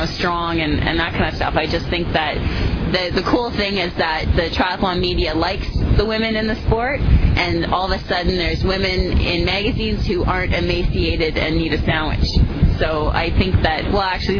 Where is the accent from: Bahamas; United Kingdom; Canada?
Canada; I'm Canadian